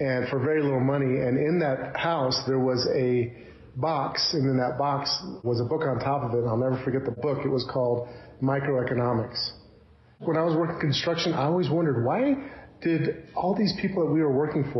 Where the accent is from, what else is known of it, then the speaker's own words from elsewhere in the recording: Texas, United States; also born or lived in Chicago, Illinois; I was born in Chicago, Illinois, and then I moved to Texas when I was pretty young. So I lived in Texas for quite a while